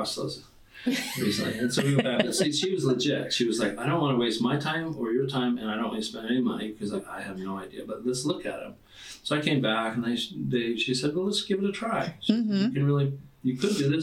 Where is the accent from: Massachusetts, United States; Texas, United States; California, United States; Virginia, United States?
California, United States; Orange County; moved away as an adult; now in Coeur d'Alene, United States; I grew up in Orange County